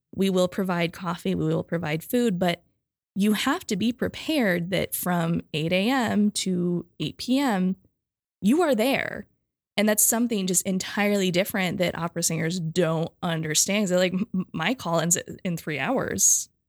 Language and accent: English; Michigan, United States; I'm from Michigan where things are flat